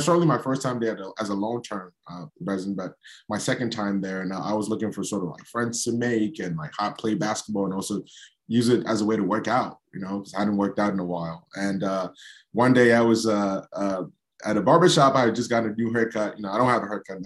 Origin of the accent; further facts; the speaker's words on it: New York City, New York, United States; I grew up in Brooklyn.